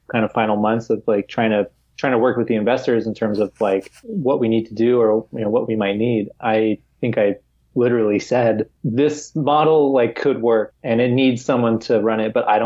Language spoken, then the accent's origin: English; San Diego, California, United States; moved away as an adult; now in Madrid, Spain; I'm from San Diego, so I know where I would want to live in San Diego.